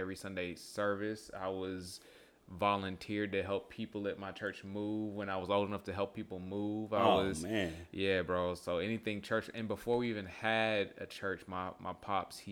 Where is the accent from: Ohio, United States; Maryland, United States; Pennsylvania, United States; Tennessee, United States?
Tennessee, United States; Bartlett; born or raised there; moved away; also born or lived in Memphis, Tennessee